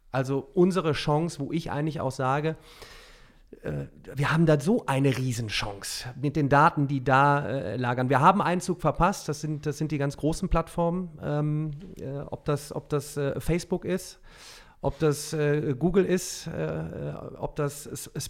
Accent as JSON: {"language": "German", "town": "Remscheid", "region": "North Rhine-Westphalia", "country": "Germany", "said": "Ich komme ja aus Remscheid, Solingen, Wuppertal, bergisches Land, ja, ist auch sehr, also vor allem Remscheid, klassische Industrie."}